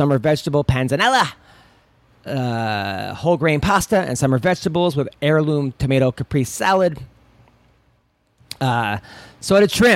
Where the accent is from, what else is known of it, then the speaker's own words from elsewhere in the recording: Oceanside, New York, United States; I'm actually from Long Island. I grew up in Oceanside